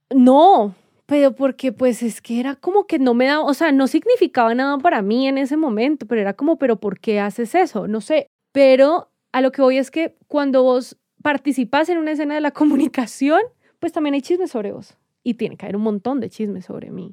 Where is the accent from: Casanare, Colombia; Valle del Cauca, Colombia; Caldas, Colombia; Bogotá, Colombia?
Valle del Cauca, Colombia; Cali; también venimos de Cali, ¿no? Que Cali, pueblo chico, infierno grande